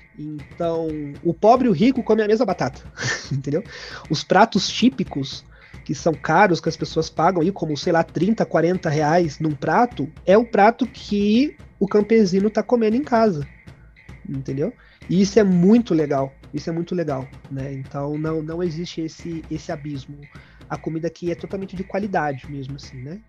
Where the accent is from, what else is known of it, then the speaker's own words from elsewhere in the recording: Brazil; moved away as an adult; now in Peru; eu sou do Brasil